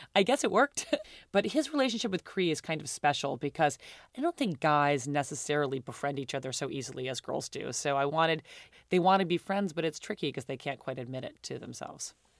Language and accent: English; New York, United States; I grew up in New York. I went to private school.